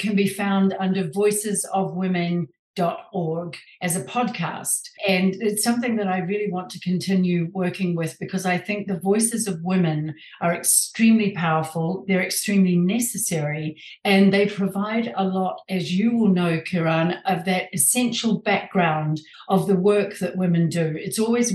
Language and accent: English; New Zealand; moved away as an adult; now in San Diego, United States; I was born and raised in New Zealand a long time ago, and moved with my husband to San Diego, California